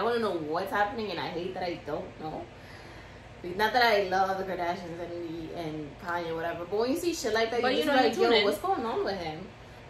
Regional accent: New York, United States; we're Dominican and we're from the Bronx

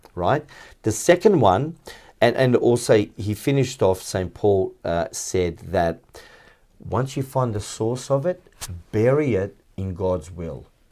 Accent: Melbourne, Victoria, Australia; I grew up in Flemington, um, it was a very basic suburb

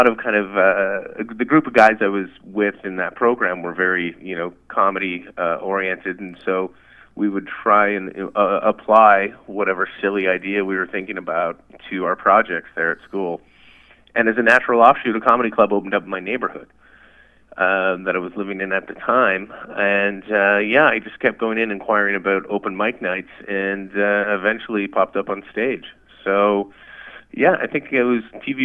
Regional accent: Ottawa, Ontario, Canada; I am from Ottawa, and I am calling from Ottawa. I am back home at the house I grew up in as a child.

